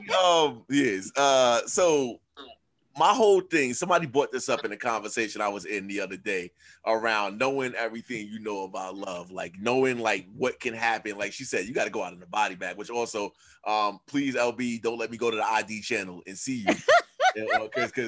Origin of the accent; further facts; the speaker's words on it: New York City, New York, United States; I'm from Queens.